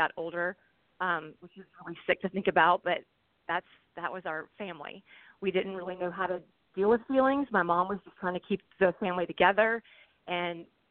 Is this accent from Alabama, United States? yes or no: yes; Alabama, United States; also born or lived in St. Louis area; now in St. Louis, United States; I live in the St. Louis area, but I'm originally from Alabama